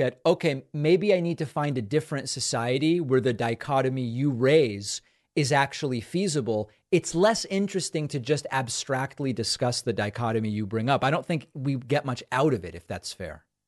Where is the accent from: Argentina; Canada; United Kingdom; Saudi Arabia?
Argentina; now in United States; I was born in Argentina.